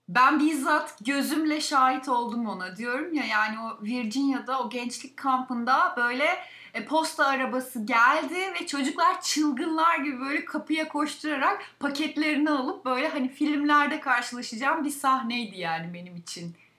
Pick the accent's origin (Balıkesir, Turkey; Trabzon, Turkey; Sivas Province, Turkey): Balıkesir, Turkey; a district of; moved away; Balıkesir'in ilçesi Edirne'de doğdum ve liseyi bitirene kadar orada okudum